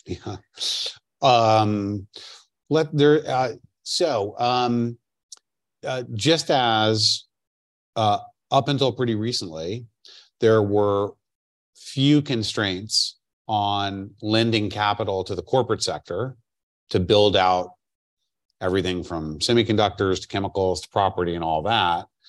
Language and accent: English; New York, United States; as a New Yorker